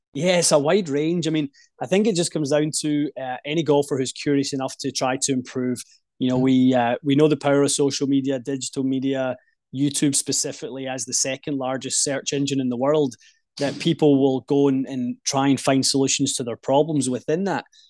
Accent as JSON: {"language": "English", "area": "just outside Glasgow", "region": "west coast of Scotland", "country": "United Kingdom", "tie": "born or raised there", "said": "Grew up in the west coast of Scotland, uh, just outside Glasgow would be the the kind of major city"}